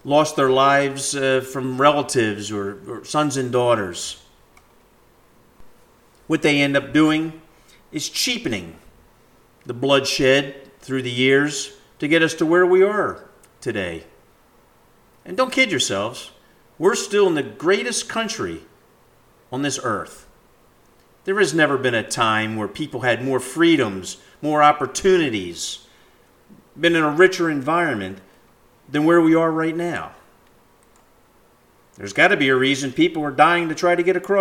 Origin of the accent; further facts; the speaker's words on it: United States; as an American